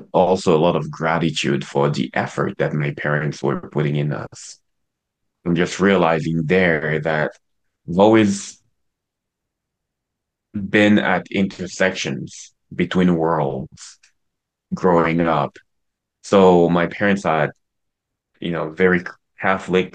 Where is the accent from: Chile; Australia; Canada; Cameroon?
Cameroon; I was born and raised in Cameroon.